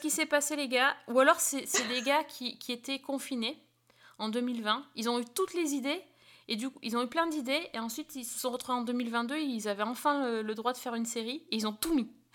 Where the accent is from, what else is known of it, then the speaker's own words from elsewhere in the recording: France; chez nous en France